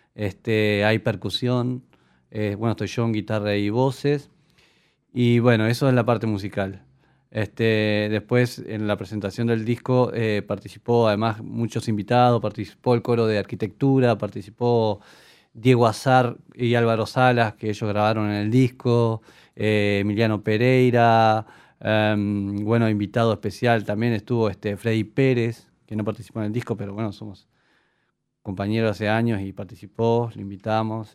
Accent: Young, Río Negro, Uruguay; moved away as an adult; also born or lived in Bellaco; now in Montevideo, Uruguay; Pero nací en Jung, toda mi niñez y mi adolescencia fue de Jung

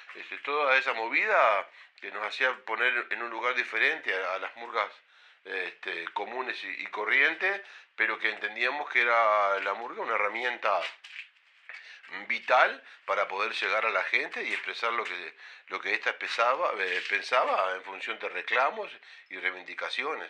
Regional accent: Rocha, Uruguay; also born or lived in Montevideo; en esa familia, donde nací hace cincuenta y siete años

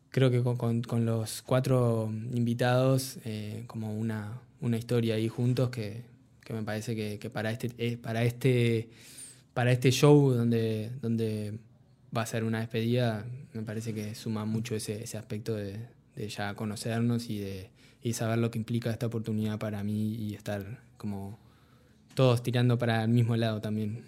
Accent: Uruguay; soy el primer uruguayo que gana una beca de la Fundación Latin Grammy

